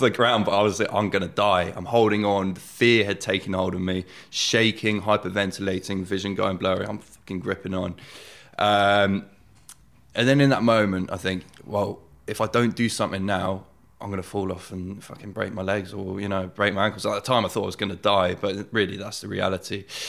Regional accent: Oxford, South East England, United Kingdom; born and bred in Oxford

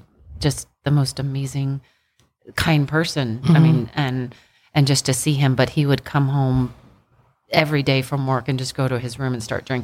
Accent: Annapolis, Maryland, United States; we grew up in Annapolis, but we got stationed at the Naval Academy when we were really little.

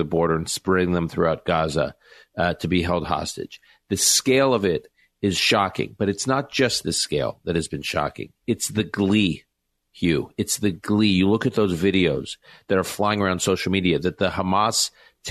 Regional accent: United States; as an American Jew and as someone who has family in Israel

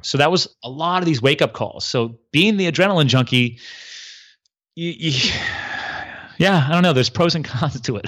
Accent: East Coast, United States; I grew up here on the East Coast

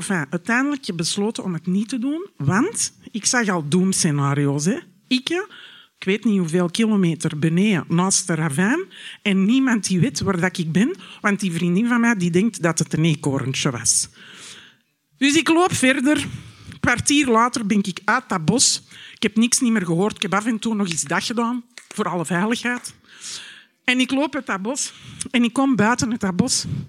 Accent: Antwerp, Flanders, Belgium; moved away as an adult; also born or lived in Miami; now in Knokke, Belgium; Ik ben geboren en getogen in Antwerpen

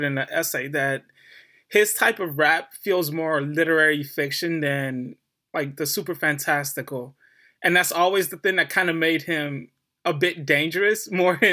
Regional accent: Detroit, Michigan, United States; I grew up in Detroit, inner city Detroit

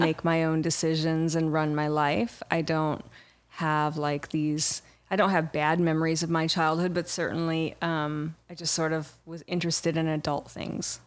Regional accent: Irvine, California, United States; also born or lived in Michigan; I grew up in Orange County. I'm from Michigan. I grew up in Orange County and in Irvine

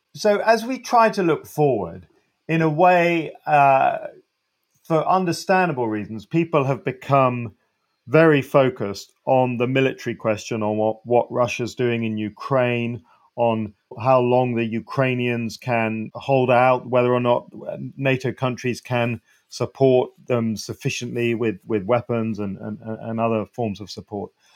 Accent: United Kingdom; you're in my home country

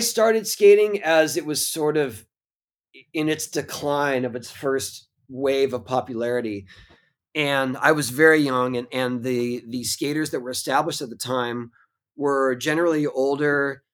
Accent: San Diego, California, United States; I grew up in San Diego

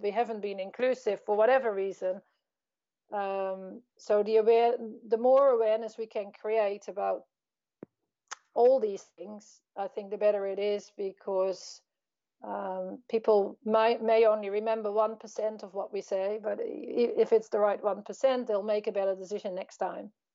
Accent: Netherlands; I grew up in the Netherlands.

